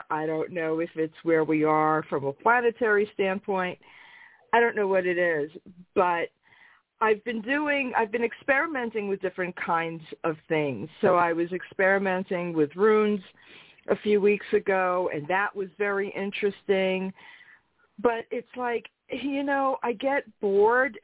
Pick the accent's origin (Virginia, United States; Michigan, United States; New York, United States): New York, United States; New York City; also born or lived in Brooklyn; raised in Queens